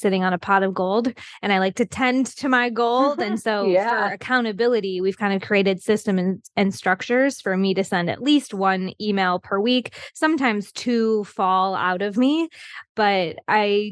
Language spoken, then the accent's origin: English; Wisconsin, United States; now in Mexico; I'm from Wisconsin, but I live in Mexico